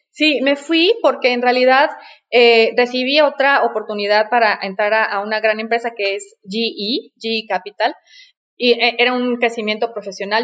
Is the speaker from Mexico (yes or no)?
yes; Mexico City, Mexico; also born or lived in La Paz, Baja California Sur / Paris; Nací en la Ciudad de México, por suerte, porque en realidad eh, yo estaba destinada a nacer en La Paz, Baja California